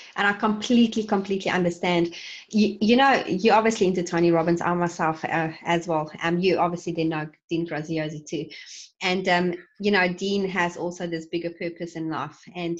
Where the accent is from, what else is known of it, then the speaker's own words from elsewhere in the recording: South Africa; now in New Zealand; I'm from South Africa originally, and New Zealand doesn't have poverty in comparison to what I've seen before in my life.